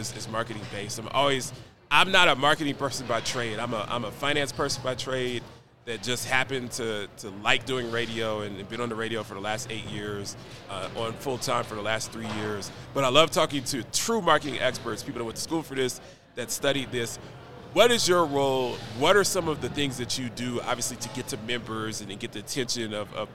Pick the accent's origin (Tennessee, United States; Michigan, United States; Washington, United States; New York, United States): Tennessee, United States; Nashville; I'm from Nashville, Tennessee